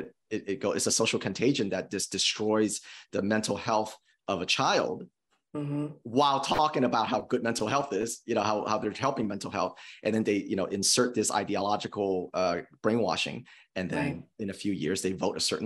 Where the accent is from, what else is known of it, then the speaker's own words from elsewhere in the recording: California, United States; moved away as an adult; now in Indiana, United States; I'm from California, but I'm not that kind of Californian